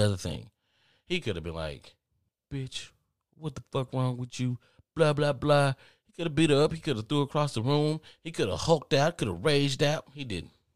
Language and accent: English; the South, United States; I'm from the South